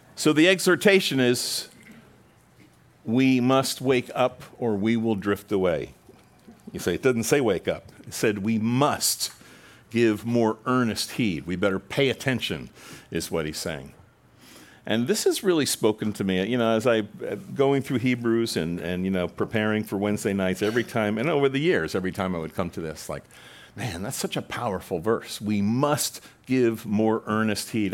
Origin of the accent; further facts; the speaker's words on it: Long Island, New York, United States; moved away; I spent some years growing up in Long Island, Long Island